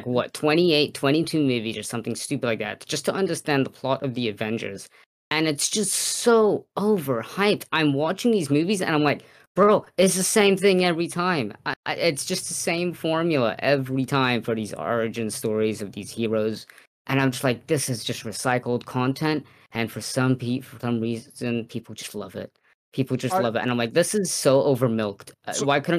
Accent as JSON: {"language": "English", "country": "New Zealand", "said": "I'm from New Zealand."}